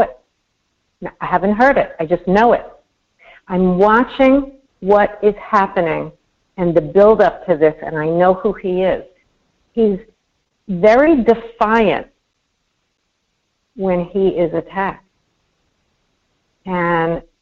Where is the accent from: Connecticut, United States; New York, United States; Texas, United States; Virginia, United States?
New York, United States; growing up in New York